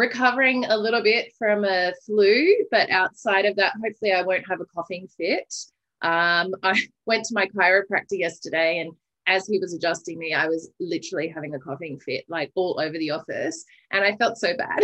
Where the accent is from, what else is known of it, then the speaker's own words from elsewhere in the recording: Armidale, New South Wales, Australia; moved away; also born or lived in Adelaide, Australia; I have recently returned to my hometown of Armidale, New South Wales